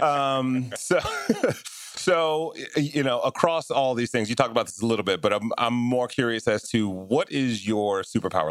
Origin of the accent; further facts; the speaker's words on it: Detroit, Michigan, United States; I grew up in Detroit in very similar circumstances